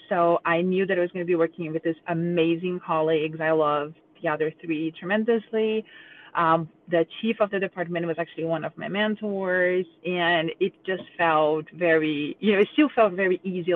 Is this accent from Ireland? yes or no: no; Brazil; now in Cincinnati, United States; I'm from Brazil, but we live in Cincinnati, Ohio